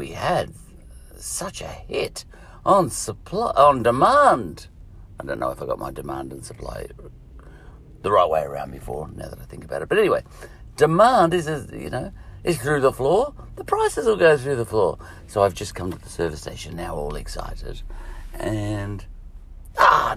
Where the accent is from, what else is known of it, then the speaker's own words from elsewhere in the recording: Scotland, United Kingdom; I'm Scottish